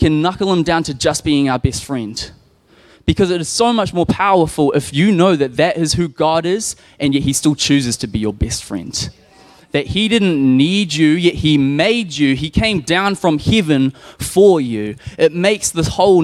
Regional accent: Nelson, New Zealand; I grew up in a Christian home. We went to the Baptist church. I'm in from Nelson

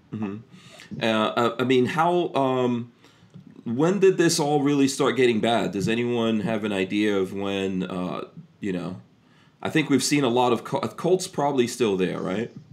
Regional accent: New York, United States; also born or lived in New Jersey; now in Florida, United States; I grew up in New York

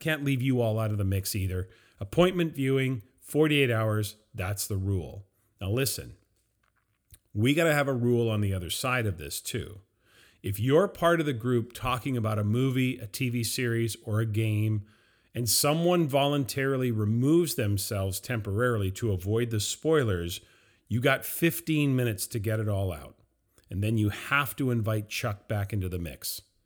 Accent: Vancouver, British Columbia, Canada; being someone who is from Canada, from Vancouver

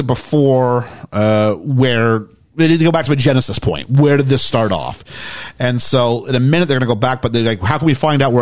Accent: Canada; I was from Canada.

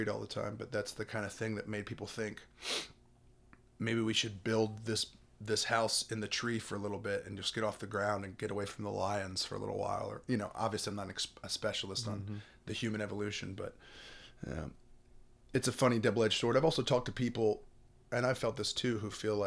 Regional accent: the South, United States; born or raised there

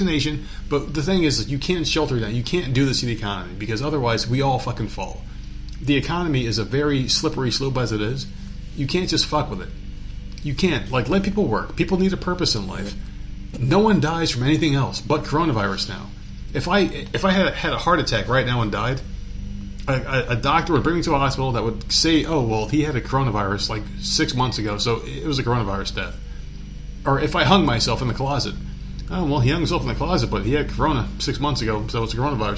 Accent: New Jersey, United States; moved away as an adult; also born or lived in New York; now in the South, United States; I lived in New Jersey

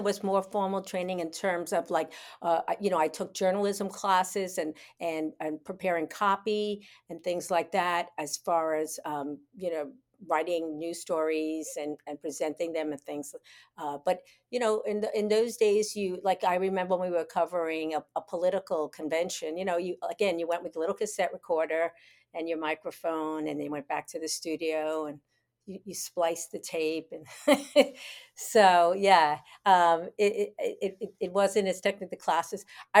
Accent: New York, United States; accent: New York; now in Florida, United States; I was trying to be more universal in my accent, which actually you can hear right now is very New York, even though I've lived in Florida for 35 years.

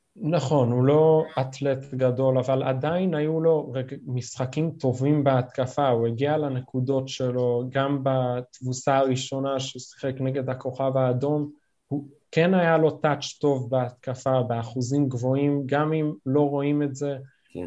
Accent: New York, United States; now in Israel; נולדתי בארצות הברית, בניו יורק, עלינו לארץ כמובן

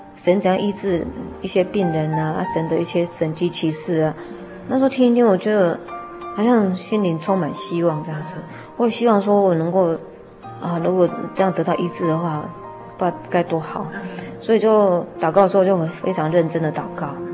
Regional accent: Zhunan, Miaoli County, Taiwan; 以前是住在，呃， 苗栗县竹南镇，啊。农凤里那边。从小是在那个传统的信仰家庭里长大的

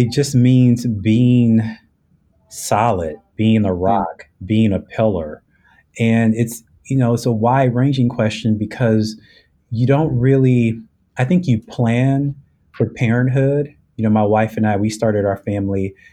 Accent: Los Angeles, California, United States; moved away as an adult; also born or lived in Chicago area, Illinois; now in Chicago, United States; I'm originally from Los Angeles, California, but I moved to the Chicago area back in 2004

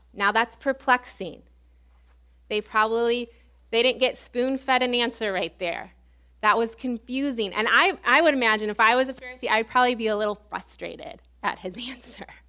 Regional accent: Illinois, United States; moved away as an adult; also born or lived in Baton Rouge, Louisiana; where I grew up in Illinois

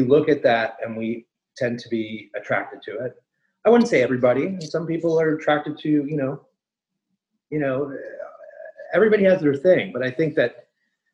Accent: Toronto, Ontario, Canada; moved away as an adult; also born or lived in New York City; I was born in Toronto, Canada

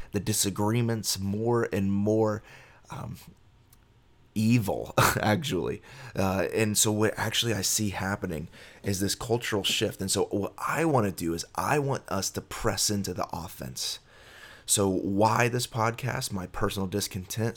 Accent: Miami, Florida, United States; I was born in Miami, Florida

